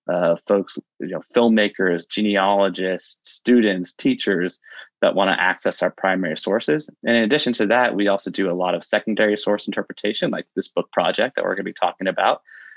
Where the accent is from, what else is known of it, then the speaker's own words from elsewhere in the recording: Dayton, Ohio, United States; there's this really great program for that at Wright State University, which is in my hometown, Dayton, Ohio.